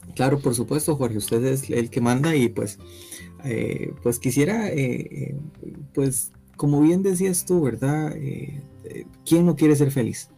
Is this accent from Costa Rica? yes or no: yes; Costa Rica; nosotros como ticos